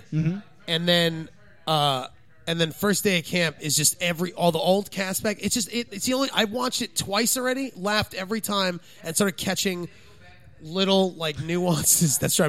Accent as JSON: {"language": "English", "region": "New Jersey", "country": "United States", "said": "I was from New Jersey."}